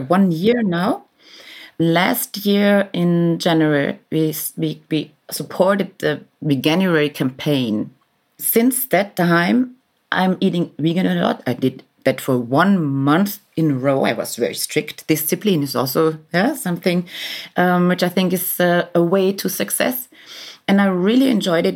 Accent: Vienna, Austria; moved away as an adult; now in Berlin, Germany; I was born in Vienna forty-six years ago.

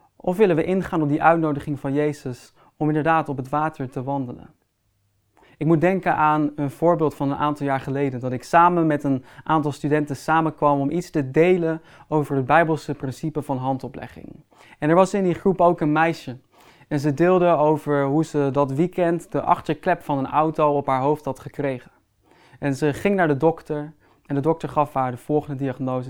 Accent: Netherlands; Als Nederlanders

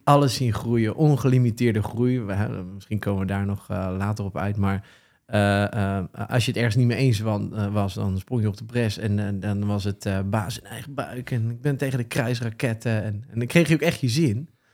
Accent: The Hague, South Holland, Netherlands; Geboren en getogen zeeheld

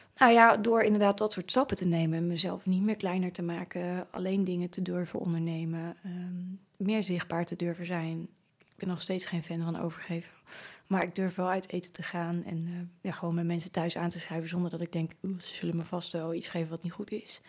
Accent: Naaldwijk, South Holland, Netherlands; Naaldwijk, waar ik opgegroeid ben

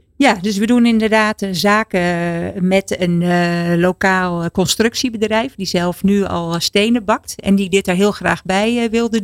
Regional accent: Netherlands

